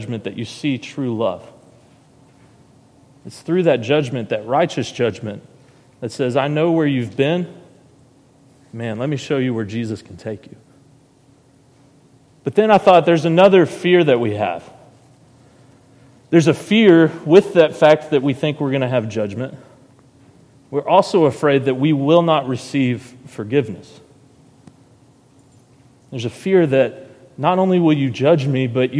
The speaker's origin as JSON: {"language": "English", "town": "Heber Springs", "region": "Arkansas", "country": "United States", "tie": "born or raised there", "also_born_or_lived": "Searcy, Arkansas", "said": "I was born in Searcy, Arkansas, and was raised in Heber Springs for about 4 years"}